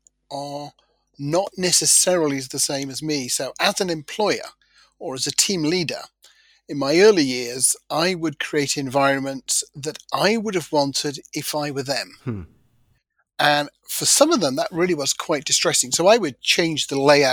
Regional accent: Nottingham, East Midlands, United Kingdom; I'm from Nottingham in the United Kingdom, and I grew up in a mining village

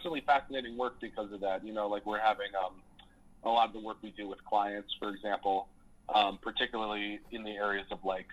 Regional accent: Boulder, Colorado, United States; moved away as an adult; now in Chicago, United States; I came from, I grew up in Colorado, in Boulder.

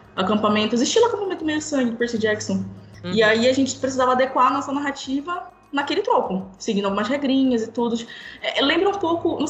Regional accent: Pará, Brazil; eu moro na Amazônia, sou paraense

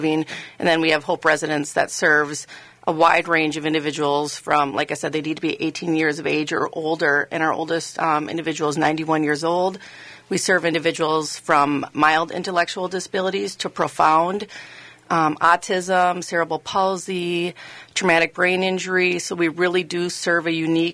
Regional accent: Le Sueur, Minnesota, United States; I was actually born and raised in Minnesota

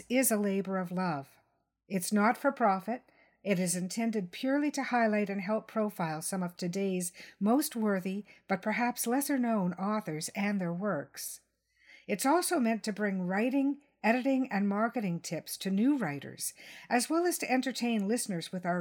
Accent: Canada; I'm just a Canadian with a pen and a podcast, a writer and a publisher

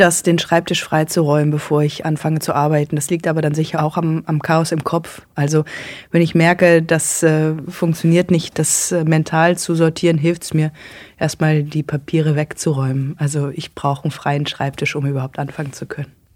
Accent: Germany; als Deutsche und nicht vom Dorf

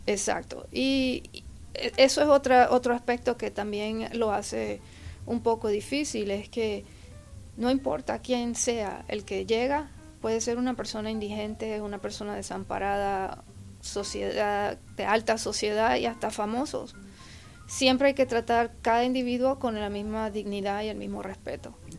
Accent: Puerto Rico; now in Texas, United States; originalmente yo soy de Puerto Rico, llegué al estado de Texas en el 1982

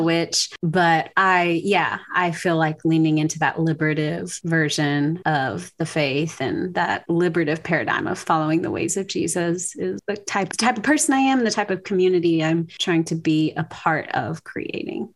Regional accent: Louisiana, United States; moved away as an adult; also born or lived in Waco, Texas; now in Cedar Park, United States; I'm from Louisiana originally. I moved to Texas in 2008 for seminary

